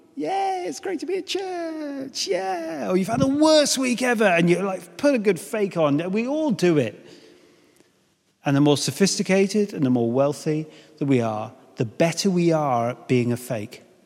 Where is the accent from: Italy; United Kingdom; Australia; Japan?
United Kingdom; I know we're British